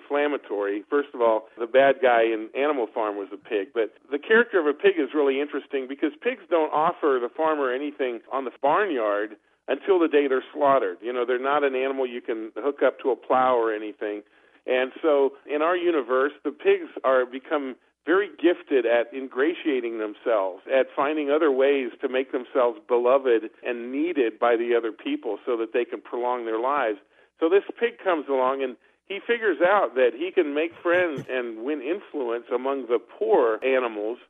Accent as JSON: {"language": "English", "country": "France", "tie": "born or raised there", "moved": "yes", "said": "I grew up in France"}